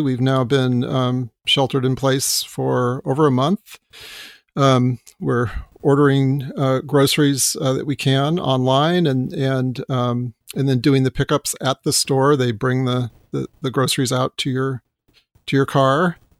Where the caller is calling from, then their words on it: Los Gatos, California, United States; Los Gatos, California.